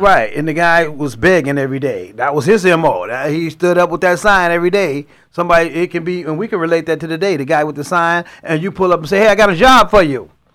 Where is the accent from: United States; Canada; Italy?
United States; Chicago, Illinois; moved away as an adult; now in California, United States; I grew up in Chicago, in the inner cities of Chicago